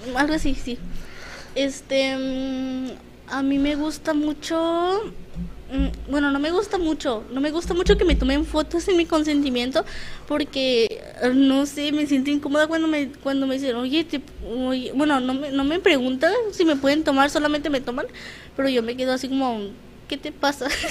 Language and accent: Spanish; Tijuana, Baja California, Mexico; yo toda mi vida he estado aquí en Tijuana